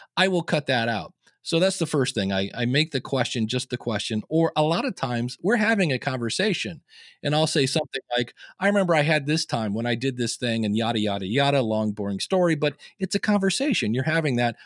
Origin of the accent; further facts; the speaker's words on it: Akron, Ohio, United States; I was born in Akron, Ohio